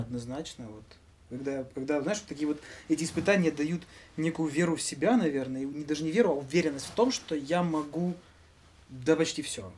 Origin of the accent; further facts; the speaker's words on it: Mykolaiv, Mykolaiv Oblast, Ukraine; мы себя называем всегда николаевскими ребятами